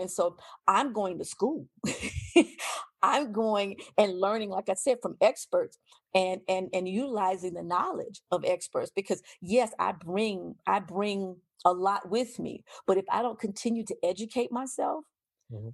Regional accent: United States; I'm an American

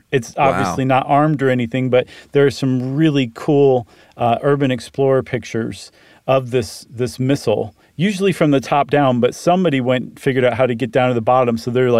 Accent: Toledo, Ohio, United States; So that reminds me of something I went to when I grew up in Toledo called Safety City.

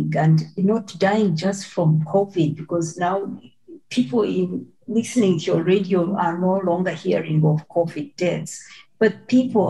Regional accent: Mbarara, Western Region, Uganda; moved away; my village in Mbarara

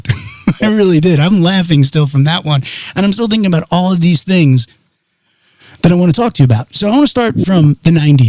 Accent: Long Island, New York, United States; now in Calabasas, United States; I grew up in Long Island.

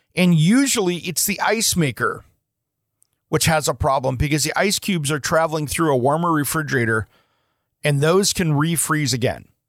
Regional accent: Portland, Oregon, United States; my hometown here in the Portland metro area

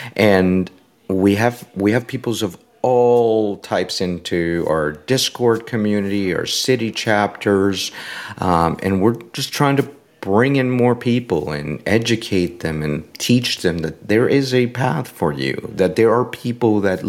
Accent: Puerto Rico; You know, I'm originally from Puerto Rico.

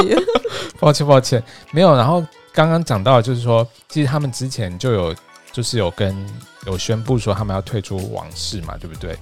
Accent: Taiwan; 像我们台湾的

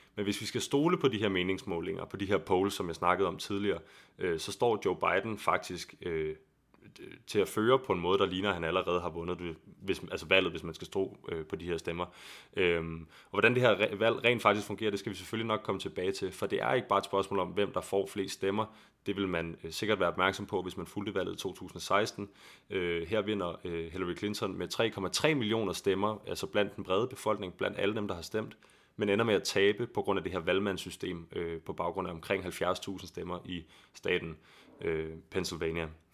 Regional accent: Copenhagen, Capital Region of Denmark, Denmark; der, hvor jeg kommer fra i København

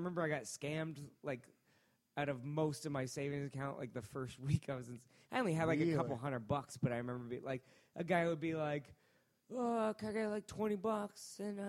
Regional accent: Worcester, Massachusetts, United States; born there; I was born in Worcester, Massachusetts.

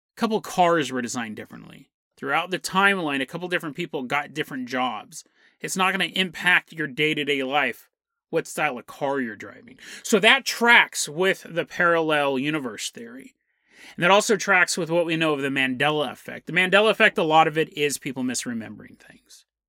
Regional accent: United States; I'm from America

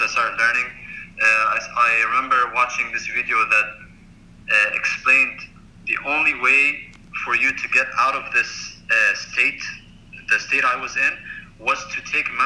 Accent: United Arab Emirates; I am from the United Arab Emirates

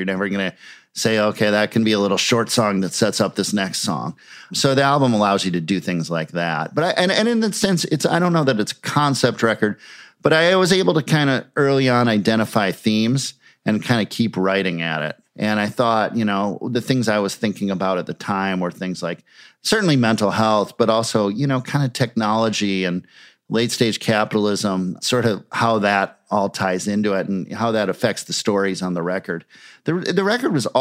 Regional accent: Minneapolis, Minnesota, United States; in Minneapolis. And so having these bands in my hometown

